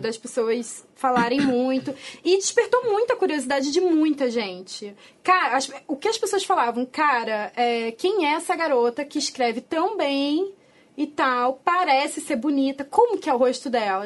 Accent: Rio de Janeiro, Brazil; a gente é carioca

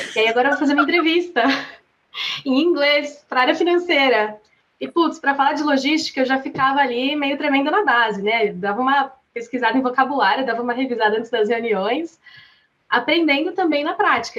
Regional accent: Atibaia, São Paulo, Brazil; sou brasileira, natural de Atibaia, São Paulo

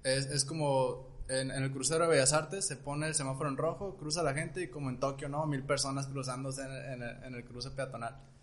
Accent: Culiacán, Sinaloa, Mexico; somos de Culiacán

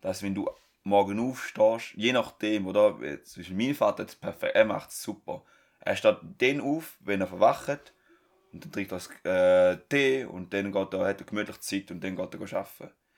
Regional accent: Switzerland; bei uns in der Schweiz

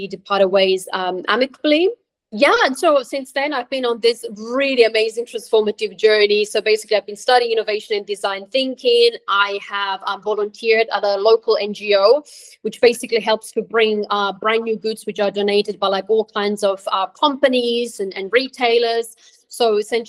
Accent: Switzerland; moved away; also born or lived in Croatia; I was born in Croatia. I grew up in Switzerland

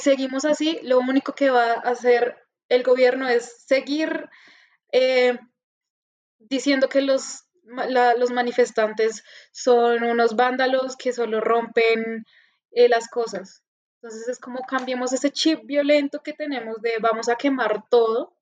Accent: Colombia

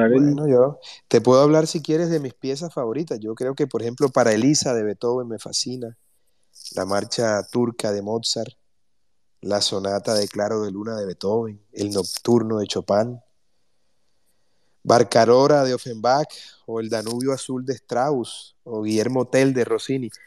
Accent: Colombia; Porque todos somos colombianos.

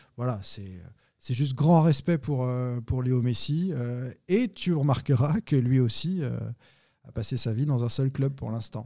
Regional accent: Nantes, Pays de la Loire, France; je suis Nantais, je suis Français

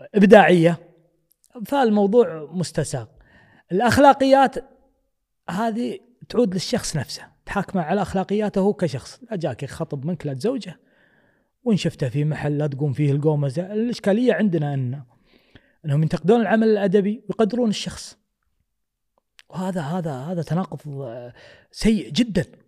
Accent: Kuwait; حنا ككويتيين

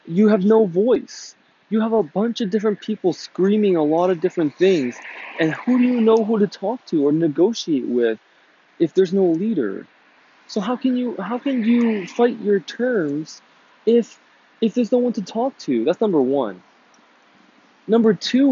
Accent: United States; I'm an American citizen

